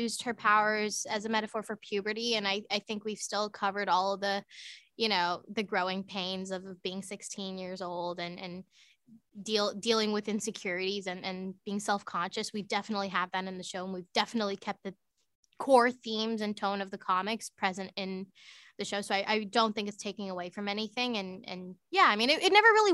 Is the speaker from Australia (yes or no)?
no; Markham, Ontario, Canada; I grew up in Markham, Ontario